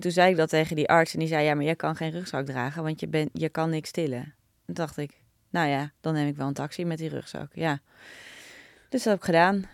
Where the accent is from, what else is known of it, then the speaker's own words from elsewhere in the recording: Naarden, North Holland, Netherlands; Ik ben opgegroeid in Naarden